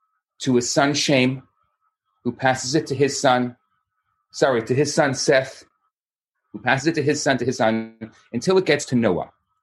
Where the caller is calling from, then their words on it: Montreal, Quebec, Canada; Hi, everybody. … I'm coming from Montreal, Canada.